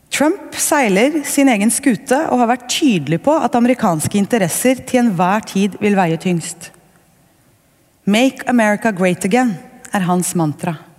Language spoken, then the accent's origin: Norwegian; Norway; Som nordmenn